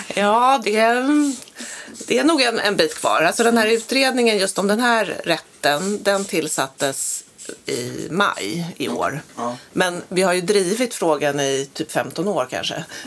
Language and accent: Swedish; Sweden; vi är svenskar